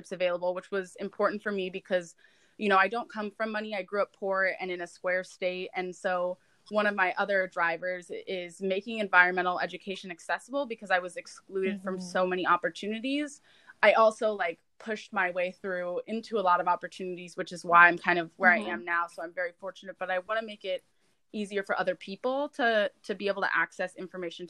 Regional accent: Ohio, United States; moved away; I grew up in Ohio

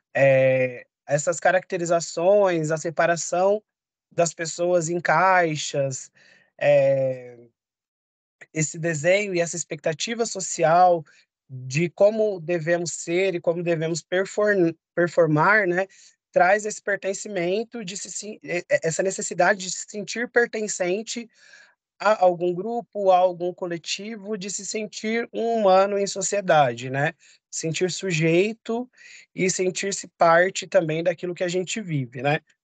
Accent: São Paulo, Brazil; Eu nasci e cresci no bairro de Guaianazes e hoje eu moro no centro de São Paulo.

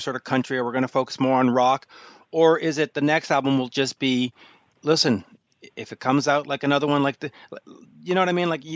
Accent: Canada; as a Canadian

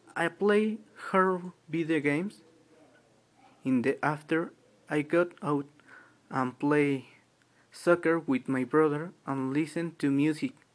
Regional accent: Toluca, State of Mexico, Mexico; English is a second language; now in Metepec, Mexico; I am from Toluca Lerdo.

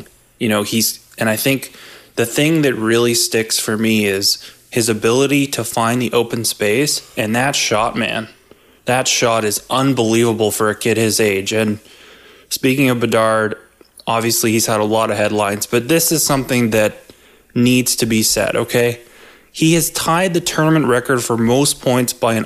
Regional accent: Canada; somebody who is Canadian, we're both Canadian

